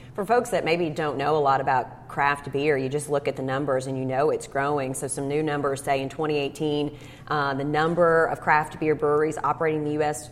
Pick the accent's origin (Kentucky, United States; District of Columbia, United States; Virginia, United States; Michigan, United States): Kentucky, United States; Cynthiana; my hometown of Cynthiana